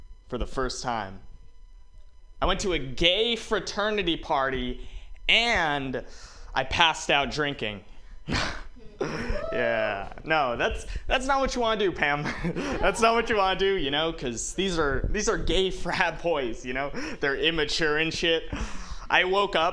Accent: Walnut Creek, California, United States; I'm from Walnut Creek

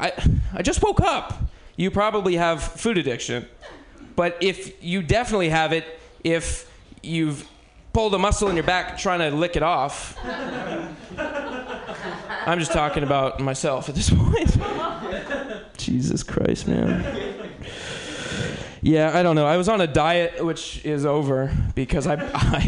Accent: Bay Area, California, United States; I'm originally from the Bay Area

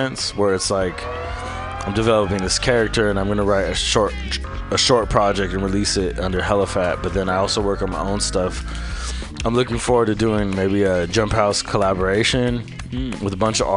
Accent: San Francisco, California, United States; I'm from the Bayview

